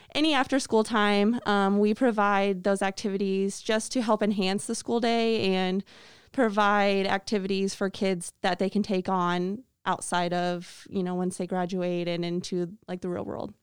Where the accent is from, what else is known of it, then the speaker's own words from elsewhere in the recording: Atkinson, Illinois, United States; moved away as an adult; now in Mercer County, United States; I am from Atkinson, Illinois, which is part of the Geneseo School District. So I went to Geneseo High School